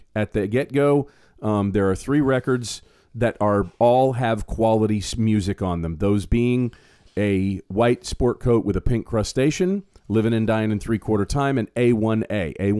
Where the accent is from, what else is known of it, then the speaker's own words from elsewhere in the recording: Florida, United States; Well, when I was younger, you know, growing up in Florida, just hated him.